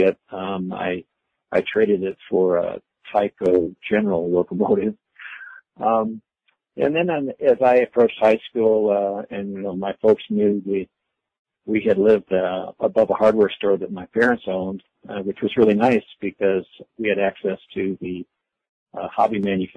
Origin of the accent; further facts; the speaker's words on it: Iowa, United States; moved away as an adult; also born or lived in Arkansas / Southern California; I grew up in Iowa in the late 40s, stayed in Iowa through the late 60s